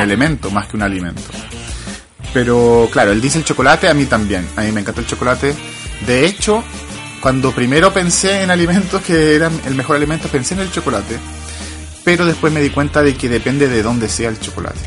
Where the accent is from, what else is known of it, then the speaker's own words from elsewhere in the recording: Chile; accent: Chilean; also born or lived in England; now in United Kingdom; tratando de esconder lo chileno